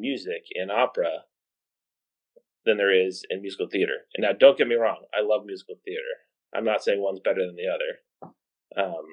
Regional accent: outside of Boston, Massachusetts, United States; also born or lived in Burlington, Vermont; I grew up right outside of Boston

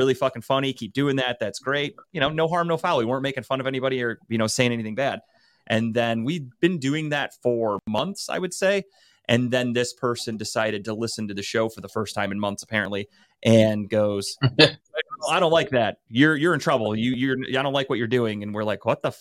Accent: Cleveland, Ohio, United States; I'm from Cleveland

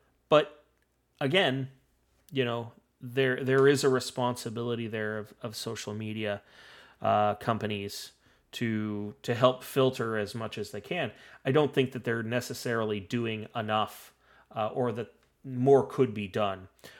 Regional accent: Singapore; I'm sorry, sir. I'm Singaporean. I've never been part of the Communist Party.

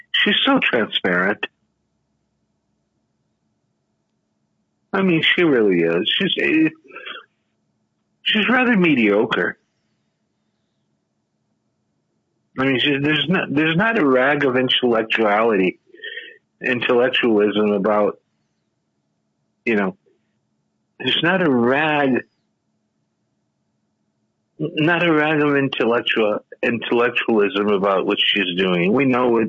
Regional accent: Brazil; moved away; growing up in Brazil

